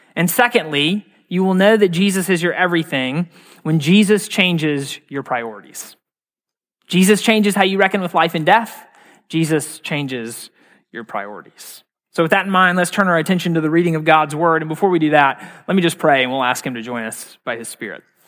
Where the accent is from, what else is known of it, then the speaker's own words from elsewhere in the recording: Mississippi, United States; moved away; I'm from Mississippi originally.